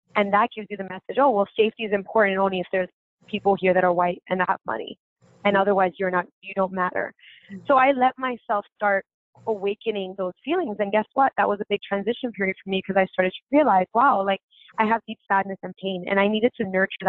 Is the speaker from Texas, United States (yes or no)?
no; New York City, New York, United States; I grew up in Bushwick